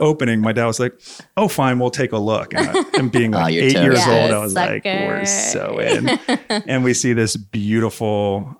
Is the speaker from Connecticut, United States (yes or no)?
no; Doylestown, Pennsylvania, United States; also born or lived in Long Island, New York; I was born in Long Island, but grew up when I was seven. We moved to outside of Philadelphia, Bucks County, Doylestown.